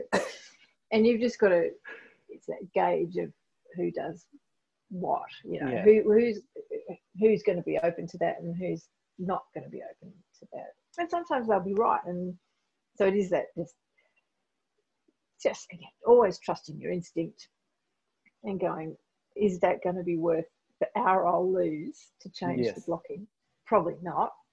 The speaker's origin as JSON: {"language": "English", "country": "Australia", "accent": "Australian", "said": "I'm a white Australian woman"}